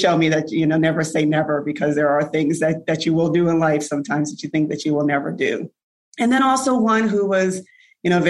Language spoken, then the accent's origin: English; New Haven, Connecticut, United States; growing up in New Haven, Connecticut